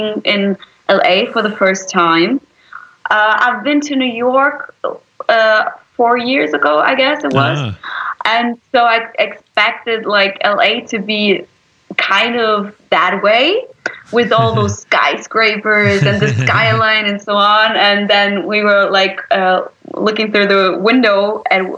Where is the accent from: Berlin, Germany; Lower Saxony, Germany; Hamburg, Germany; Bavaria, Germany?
Berlin, Germany; I was born in Berlin, so I am completely German.